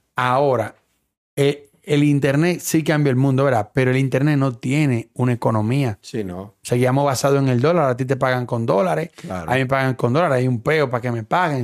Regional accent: Dominican Republic; moved away; yo soy dominicano

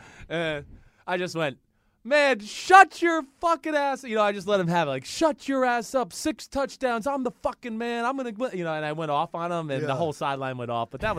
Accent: New York, United States; I mean, being a New Yorker, I was ready for it.

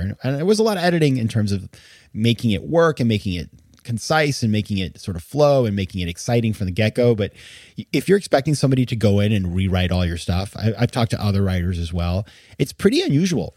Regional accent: Maine, United States; I had been writing a column for my hometown newspaper in Maine

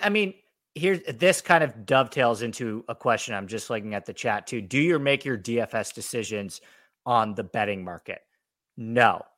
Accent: New York, United States; now in Los Angeles, United States; I'm from New York. I spend a fair amount of time in New York, but I'm mainly based in Los Angeles

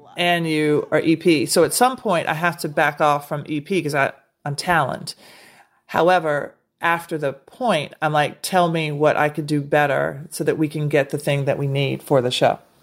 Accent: Nashville, Tennessee, United States; moved away; also born or lived in Brooklyn; I'm from Nashville

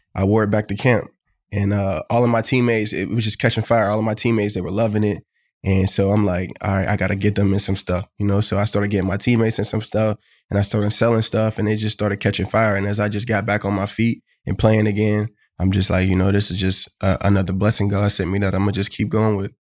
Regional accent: Pittsburgh, Pennsylvania, United States; moved away as an adult; now in Buffalo, United States; Pittsburgh, my hometown

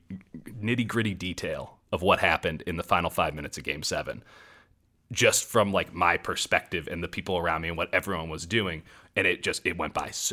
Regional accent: Chicago, Illinois, United States; I grew up in Chicago in the Jordan era.

